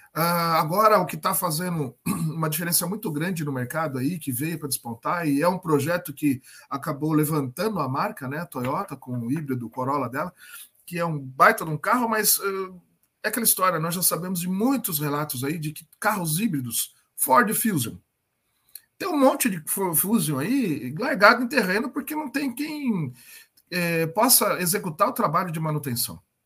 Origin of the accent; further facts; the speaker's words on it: Sorocaba, São Paulo, Brazil; Eu sou é, aqui de Sorocaba